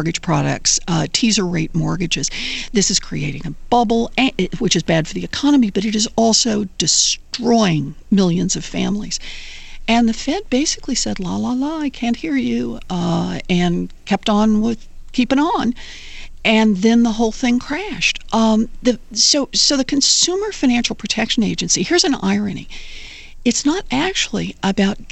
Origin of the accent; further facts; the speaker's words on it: Oklahoma, United States; I grew up in Oklahoma